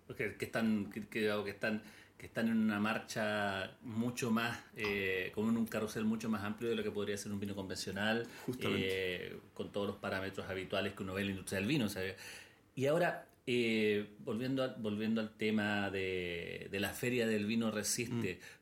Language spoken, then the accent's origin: Spanish; Chile; como chilenos